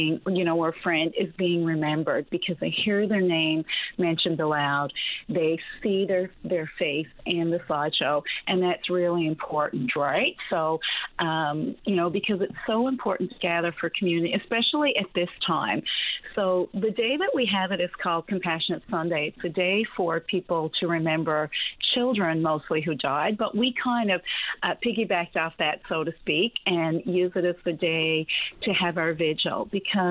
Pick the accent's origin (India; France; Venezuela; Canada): Canada; Cape Broyle, Newfoundland and Labrador; I grew up in Cape Royal in a wonderful, loving, warm home